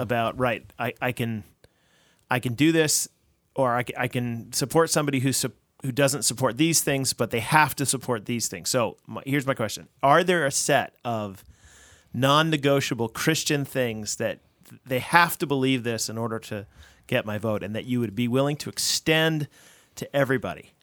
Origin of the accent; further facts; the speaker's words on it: United States; I'm an American